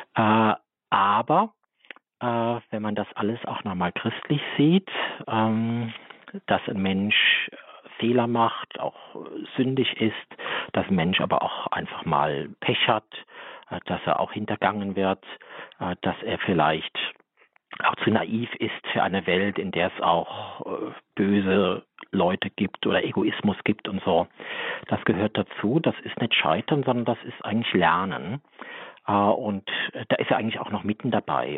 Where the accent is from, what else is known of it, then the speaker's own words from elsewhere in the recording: Saarland, Germany; ich stamme aus dem Saarland